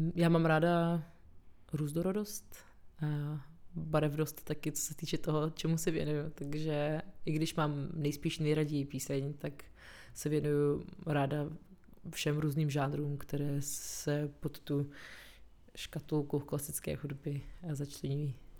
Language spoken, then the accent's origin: Czech; Prague, Czechia; also born or lived in Chechnya, Russia / Moscow, Russia / London, United Kingdom / Cologne, Germany; A pak jsme se přestěhovali v roce 95 do Prahy.